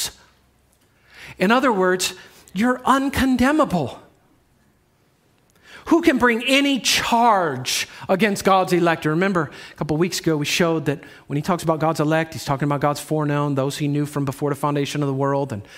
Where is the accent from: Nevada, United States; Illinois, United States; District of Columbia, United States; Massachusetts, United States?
Illinois, United States; Chicago; I'm from the Chicago area